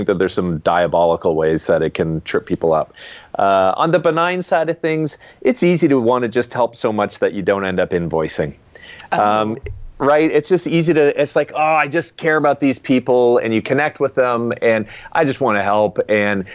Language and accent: English; Canada; I'm Canadian, and when I was growing up, literally half our floor was made of dirt